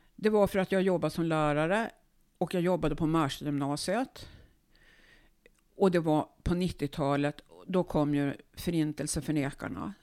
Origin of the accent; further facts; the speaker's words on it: Uppsala, Uppsala County, Sweden; Jag är född i Uppsala på Akademiska sjukhuset 1950